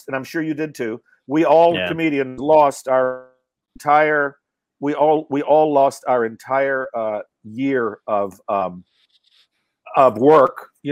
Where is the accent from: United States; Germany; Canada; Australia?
United States; Asheville, North Carolina; moved away; I'm from Asheville, North Carolina